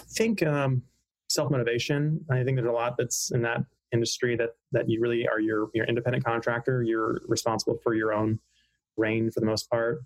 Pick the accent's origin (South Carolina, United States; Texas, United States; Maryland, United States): South Carolina, United States; Hilton Head Island; also born or lived in Pennsylvania; I was born in Pennsylvania, in central Pennsylvania, uh, but my family moved to Hilton Head Island, South Carolina in the early 80s when I was a couple years old. So um, that's where I say I'm from